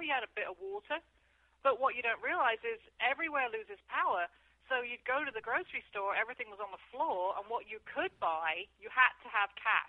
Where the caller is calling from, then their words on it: Castaic, California, United States; I'm calling from Castaic.